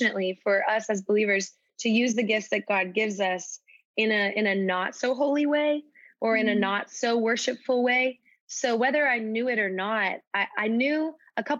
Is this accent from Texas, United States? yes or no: yes; Dallas, Texas, United States; I'm from Dallas, Texas originally